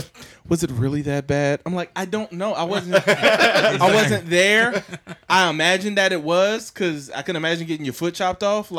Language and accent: English; the South, United States; I'm from the South